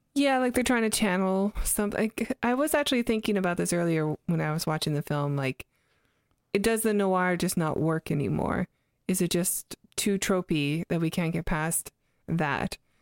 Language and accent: English; Canada; moved away; I'm Canadian, so we use Z up there